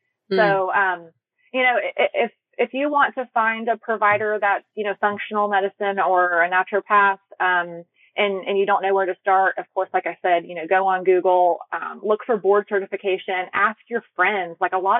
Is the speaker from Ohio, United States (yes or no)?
yes; Ohio, United States; also born or lived in Alabama, United States / Georgia, United States; now in California, United States; I'm originally from Ohio, but I went to school in Alabama and then I lived in Georgia, which was my last home prior to California.